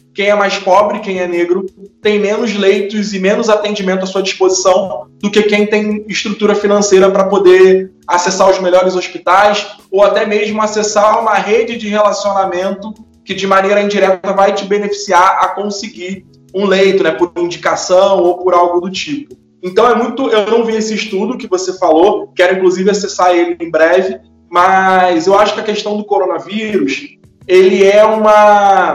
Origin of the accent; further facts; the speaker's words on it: Brazil; Eu nasci no Mutuapira